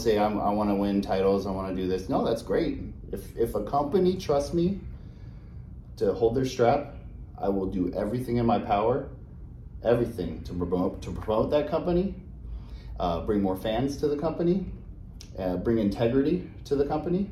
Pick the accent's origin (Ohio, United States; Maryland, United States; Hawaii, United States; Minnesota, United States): Hawaii, United States; I am Hawaiian, born and raised